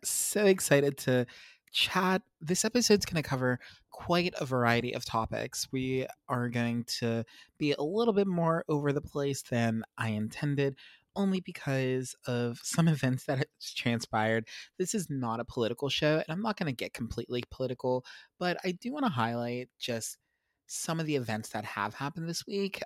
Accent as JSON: {"language": "English", "country": "United States"}